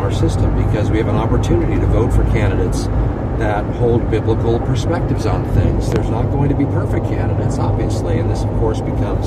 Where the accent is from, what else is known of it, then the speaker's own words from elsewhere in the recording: United States; my citizenship in as an American